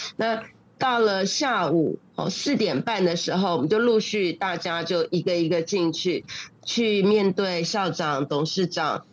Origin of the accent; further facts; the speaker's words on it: Taipei, Taiwan; moved away as an adult; also born or lived in Malaysia; 我是台湾的，呃，台北那边的人，就北部的人